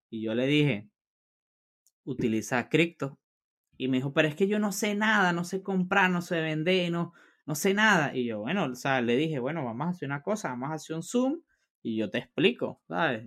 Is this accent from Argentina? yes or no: no; Venezuela; moved away; en mi país natal, en Venezuela